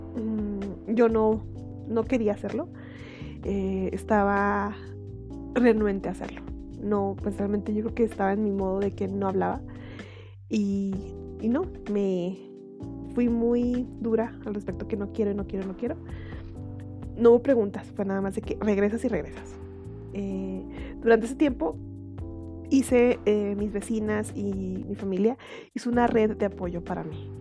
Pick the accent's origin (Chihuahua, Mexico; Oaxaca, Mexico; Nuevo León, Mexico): Chihuahua, Mexico; soy de Chihuahua, en México.